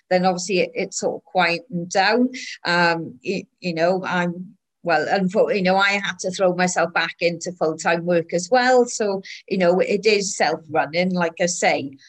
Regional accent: Wales, United Kingdom; well, I'm Welsh, but I'm also English and Irish

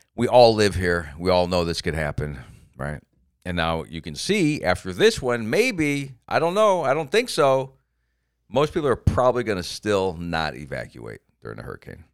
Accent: Florida, United States; I'm from Florida

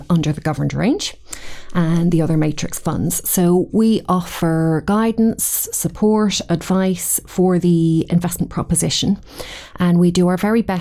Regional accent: Dublin, Leinster, Ireland; accent: Irish; moved away as an adult; now in Edinburgh, United Kingdom; I'm Irish, born and bred in Dublin.

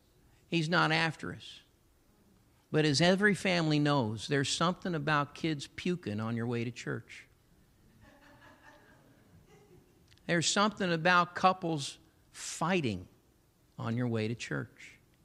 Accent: Massillon, Ohio, United States; I'm so grateful for my Pentecostal heritage, a church I was raised up in Massillon, Ohio.

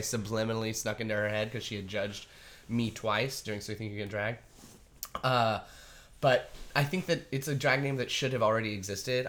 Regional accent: Artesia, New Mexico, United States; moved away as an adult; also born or lived in Roswell, New Mexico / New York; I was officially born in Roswell, New Mexico. I was raised in a really small town called Artesia

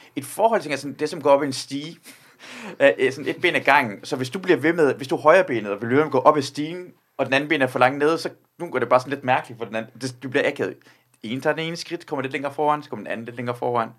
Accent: Iran; now in Denmark; jeg er selv iraner

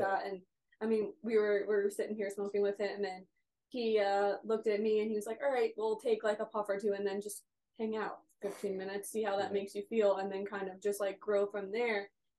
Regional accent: East Coast, United States; moved away; we're from the East Coast

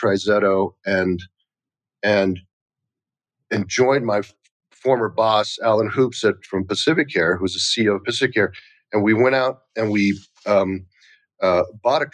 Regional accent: United States; also born or lived in Taiwan; I was born in Taiwan. I was just an immigrant kid. You know, my parents came here when I was like 3 years old

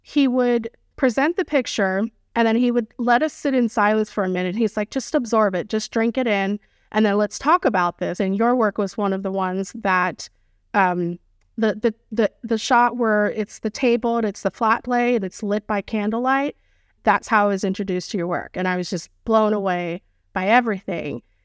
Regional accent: United States; in the U S, we're just so used to being, uh, in our own skin, comfortable

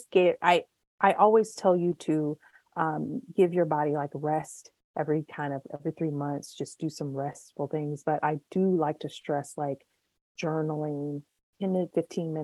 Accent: United States; we are from the United States of America

